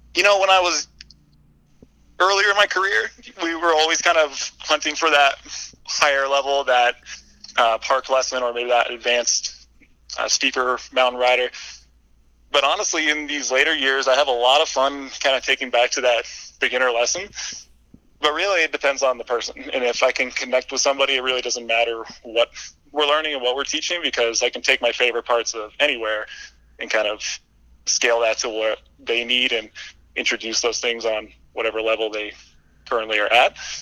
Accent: Vermont, United States; moved away as an adult; now in Lake Tahoe, United States; I moved back to my home state of Vermont.

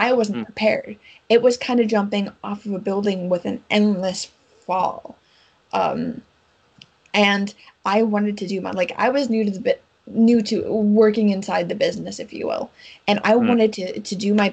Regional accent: United States; I'm an American

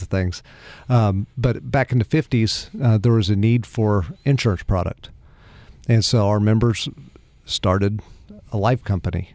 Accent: Pleasant Hill, Missouri, United States; also born or lived in Springfield, Missouri; I grew up in the Kansas City area, Cass County, so not far from, from where you're from.

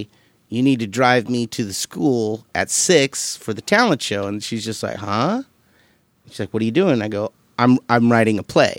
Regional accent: Moses Lake, Washington, United States; now in Los Angeles, United States; I was born in Moses Lake, Washington.

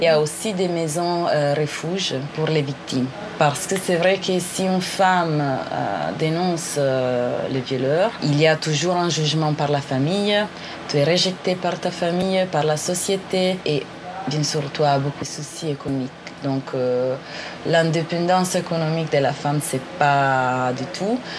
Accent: northern Italy, Italy; French is a second language; je viens de l'Italie. Euh, je viens d'une petite ville dans le nord de l'Italie

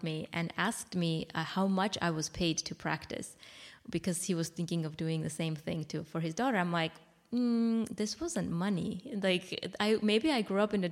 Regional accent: Armenia; moved away; I'm from Armenia. It was the time where, when I was little, about 5 years old, is when the Soviet Union collapsed

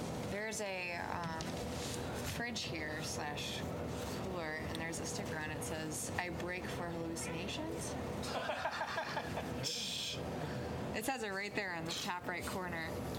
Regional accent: Glenview, Illinois, United States; born or raised there; also born or lived in Kyiv, Ukraine (family)

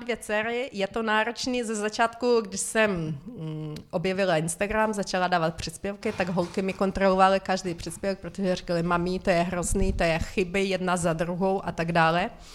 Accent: Ukraine; first language Ukrainian; Czech is a second language; moved away as an adult; now in Czech Republic; Zbytek rodiny bydlí na Ukrajině, takže já de facto jenom využívám e, svůj rodný jazyk, e, když volá mamě přes Skype

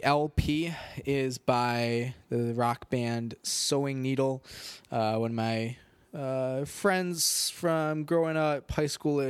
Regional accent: Rockford, Illinois, United States; growing up in Rockford

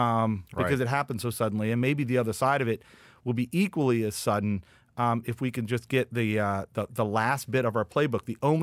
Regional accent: West Virginia, United States; I am from West Virginia.

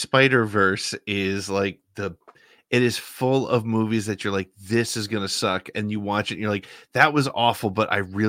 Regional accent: New Jersey, United States; moved away; I grew up in North Jersey

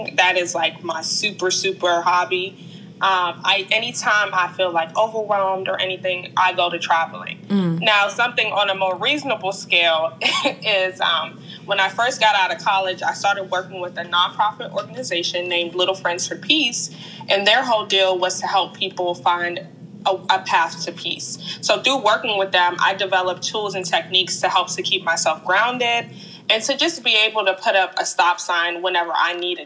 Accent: Hyattsville, Maryland, United States; I grew up in Hyattsville, Maryland

